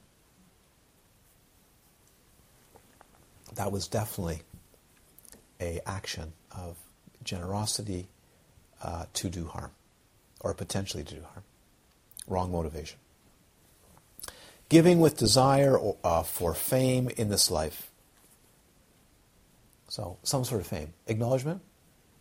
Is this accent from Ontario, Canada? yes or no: yes; Toronto, Ontario, Canada; I grew up in Toronto, where you walk into the Holy Blossom Synagogue